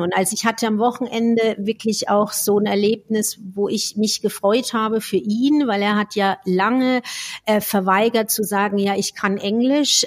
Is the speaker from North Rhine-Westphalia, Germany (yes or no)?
no; Franconia, Bavaria, Germany; accent: Franconian; now in Switzerland; ich komme aus dem Fränkischen